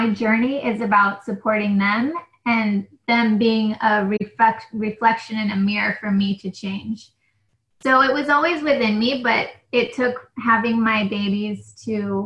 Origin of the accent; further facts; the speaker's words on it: New Mexico, United States; now in California, United States; I'm from New Mexico